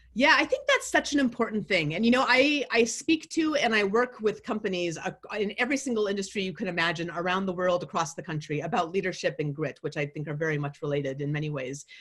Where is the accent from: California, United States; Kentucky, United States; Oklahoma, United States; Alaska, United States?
Alaska, United States; Anchorage; I grew up in Anchorage, Alaska